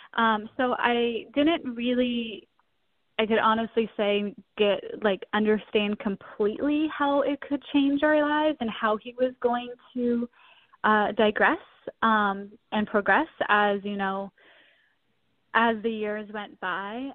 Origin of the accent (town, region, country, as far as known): South Pasadena, California, United States; born or raised there; now in St. Paul, United States